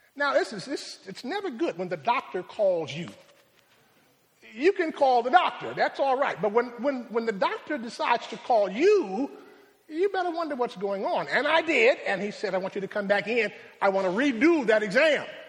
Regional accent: Rochester, New York, United States; My hometown is Rochester

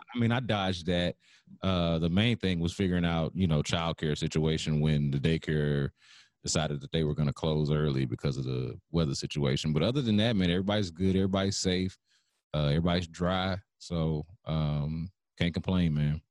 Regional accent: Houston, Texas, United States; I'm from Houston, so I've been watching football my whole life

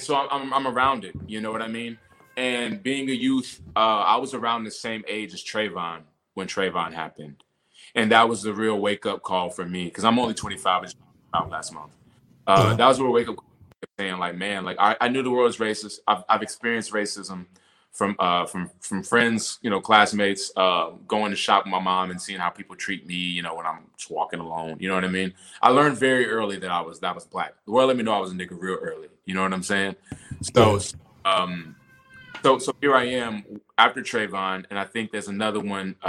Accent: North Carolina, United States; growing up in North Carolina, you're already around a lot of shit

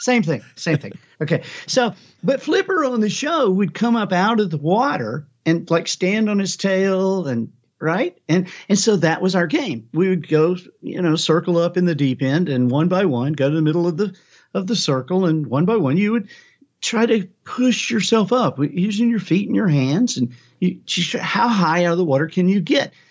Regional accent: Alabama, United States; I am from Alabama

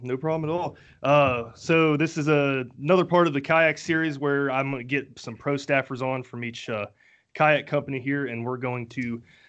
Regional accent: Dayton, Ohio, United States; I'm from the Dayton area.

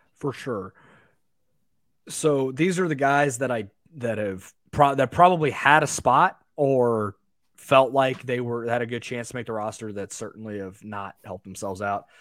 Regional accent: United States; I'm an American

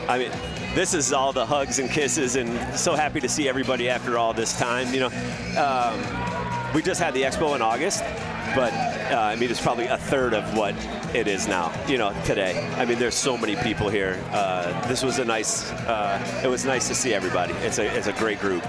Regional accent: Binghamton, New York, United States; I'm from Binghamton, so not too far away

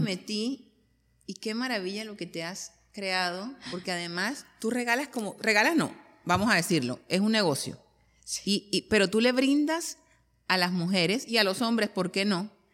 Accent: Colombia; yo soy de Colombia

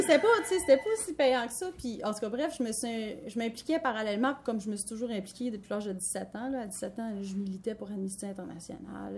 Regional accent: Quebec City region, Canada; also born or lived in Lac-Saint-Jean; je suis née au Lac-Saint-Jean, on est arrivé dans la région de Québec, j'étais moins de 5 ans

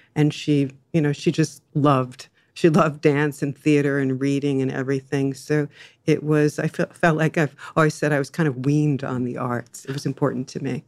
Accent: Jersey Shore, near Asbury Park, New Jersey, United States; now in Los Angeles, United States; I was born and raised on the Jersey Shore

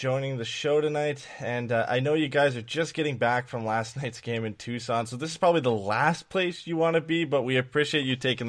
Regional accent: London, Ontario, Canada; I'm from London

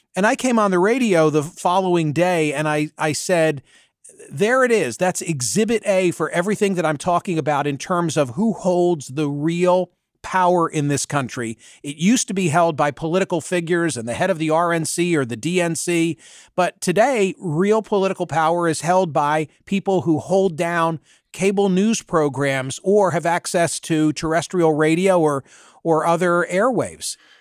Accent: Bucks County, Pennsylvania, United States; the county in which I was born and raised lost more on September eleven than any other Pennsylvania county, because that county, Bucks County

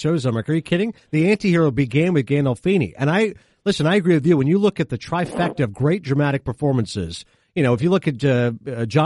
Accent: Canada; I grew up in Canada, so we did not have HBO

